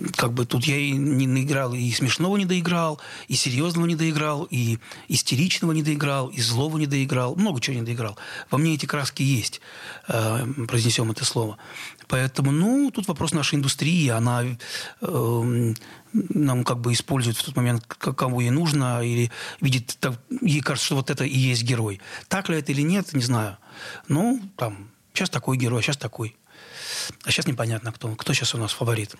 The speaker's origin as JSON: {"language": "Russian", "town": "Nova Kakhovka", "region": "Kherson Oblast", "country": "Ukraine", "tie": "born or raised there", "moved": "yes", "said": "я родился в Новой Каховке Херсонской области"}